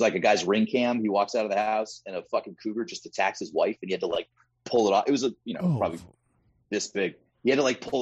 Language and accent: English; Maine, United States; I'm from Maine. Like, everybody I grew up around fucking hunted